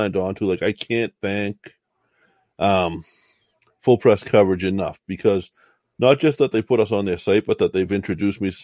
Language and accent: English; Boston, Massachusetts, United States; accent: Boston